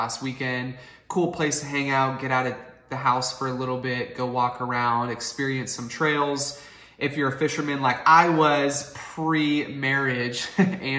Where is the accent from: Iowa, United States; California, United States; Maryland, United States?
California, United States; Santa Rosa; I was born and raised here in Santa Rosa